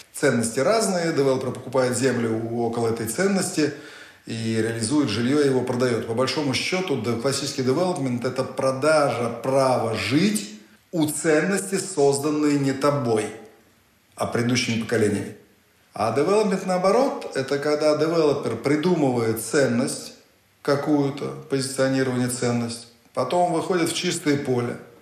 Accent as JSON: {"language": "Russian", "country": "Russia", "said": "Я россиянин, я хочу жить в России, нигде кроме России"}